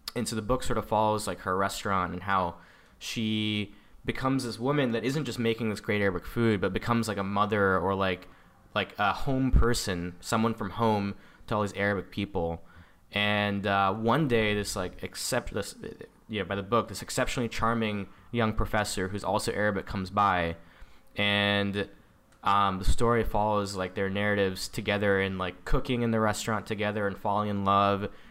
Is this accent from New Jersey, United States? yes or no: no; San Diego, California, United States; I am an Indian-American, um, that, you know, grew up in the San Diego